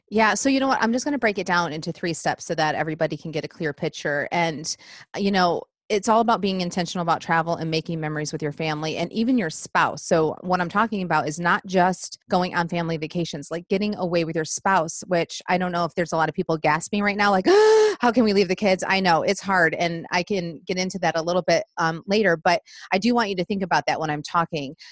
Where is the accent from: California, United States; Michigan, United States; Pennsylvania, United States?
Michigan, United States; moved away as an adult; now in Nashville, United States; we live just outside of Nashville. We've been here 11 years and we're from Michigan